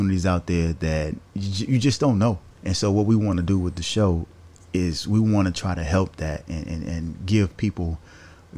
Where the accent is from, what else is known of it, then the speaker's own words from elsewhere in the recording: the South, United States; growing up in the South